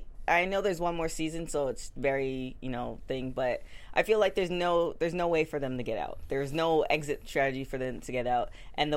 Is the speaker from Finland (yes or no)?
no; Canada; I'm Canadian.